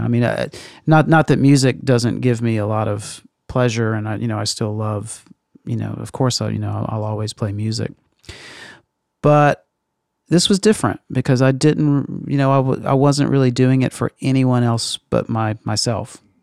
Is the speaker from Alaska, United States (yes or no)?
no; Meridian, Mississippi, United States; moved away; In Meridian, Mississippi